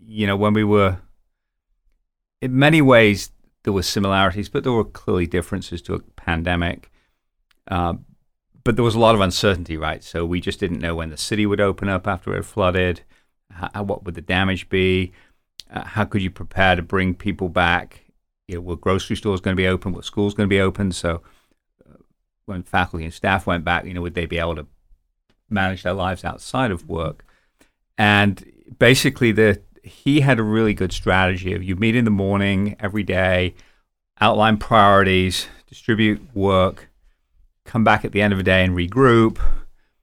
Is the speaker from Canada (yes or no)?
no; United Kingdom; also born or lived in London; now in United States; being British